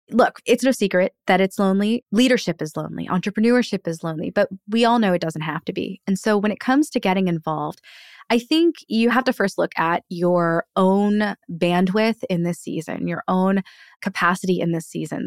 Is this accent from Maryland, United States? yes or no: yes; Annapolis, Maryland, United States; my hometown of Annapolis